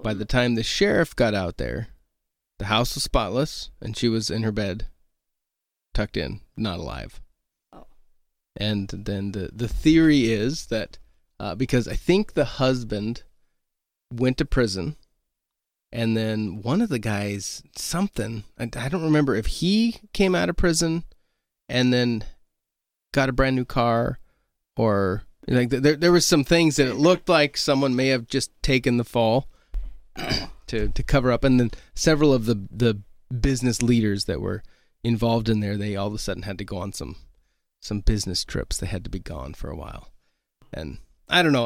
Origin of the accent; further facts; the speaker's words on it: Oregon, United States; moved away as an adult; now in Milbank, United States; I'm from Oregon. I grew up out there, and we came here 2008.